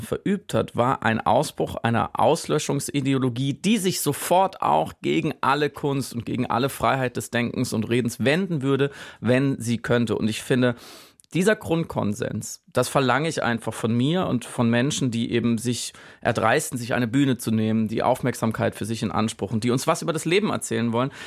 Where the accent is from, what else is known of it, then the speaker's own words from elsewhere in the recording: Germany; ich jetzt als Deutscher und Enkel eines Wehrmachtssoldaten